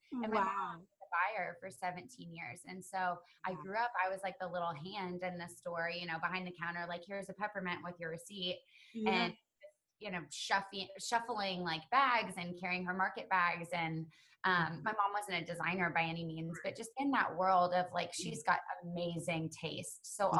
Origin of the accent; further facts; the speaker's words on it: Texas, United States; also born or lived in Chicago; I'm like a half breed. I'm from Texas and Chicago.